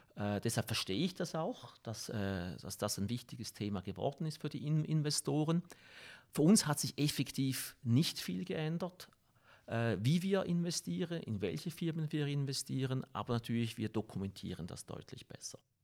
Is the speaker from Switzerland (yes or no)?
yes; Switzerland; als Schweizer